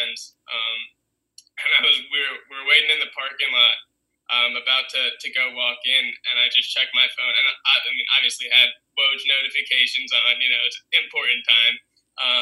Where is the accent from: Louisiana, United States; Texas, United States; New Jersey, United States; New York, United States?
New Jersey, United States; Princeton; I grew up in Jersey